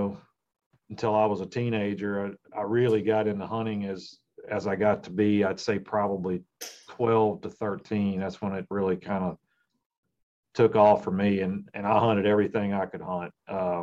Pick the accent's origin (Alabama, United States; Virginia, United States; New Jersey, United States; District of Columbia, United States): Virginia, United States; I grew up in Virginia